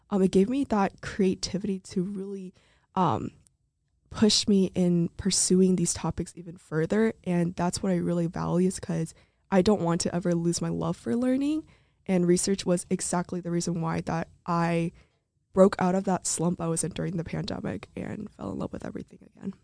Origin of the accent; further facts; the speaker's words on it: Santa Clarita, California, United States; moved away; I'm from Santa Clarita, California